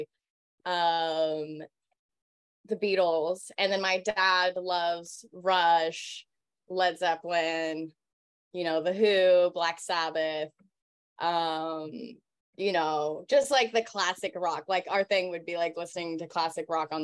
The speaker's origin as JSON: {"language": "English", "town": "Independence", "region": "Missouri", "country": "United States", "tie": "born or raised there", "said": "I grew up outside of Kansas City in Independence, Missouri"}